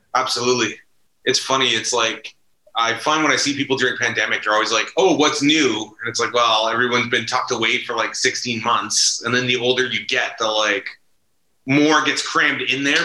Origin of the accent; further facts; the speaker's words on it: Ottawa, Ontario, Canada; I grew up in Manor Park, like right down the street on Hemlock